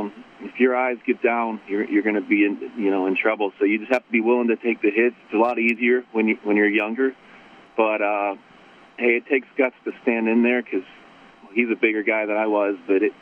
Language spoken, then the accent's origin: English; Pittsburgh, Pennsylvania, United States; I'm from Pittsburgh